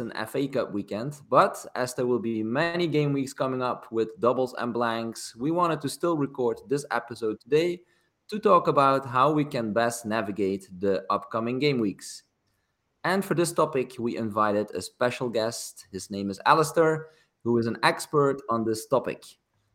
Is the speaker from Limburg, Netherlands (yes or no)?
yes; Maastricht, Limburg, Netherlands; He used to play for my hometown club. That's MVV Maastricht